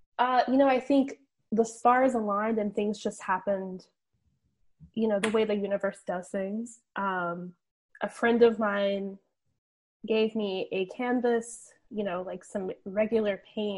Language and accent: English; the Carolinas, United States; I think, growing up, I grew up in the Carolinas.